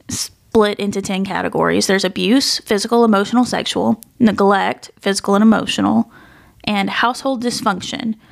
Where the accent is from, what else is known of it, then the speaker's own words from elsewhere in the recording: West Tennessee, United States; growing up in West Tennessee